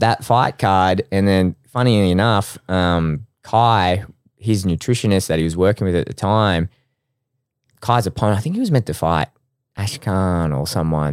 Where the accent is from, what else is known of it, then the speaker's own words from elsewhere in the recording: Brisbane, Queensland, Australia; I'm from Brisbane.